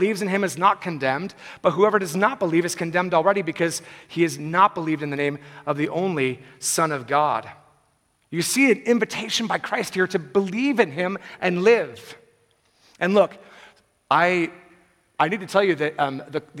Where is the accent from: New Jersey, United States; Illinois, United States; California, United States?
California, United States; Bay Area; I'm from the Bay Area